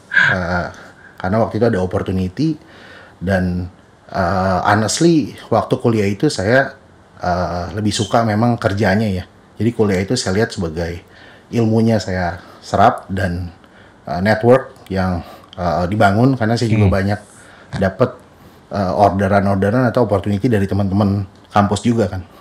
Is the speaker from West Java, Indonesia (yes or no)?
no; Jakarta, Indonesia; papa mama saya perantau dari Bangka Belitung sempat ke Lampung dulu lalu end up di Jakarta uh, dari SD sampai SMA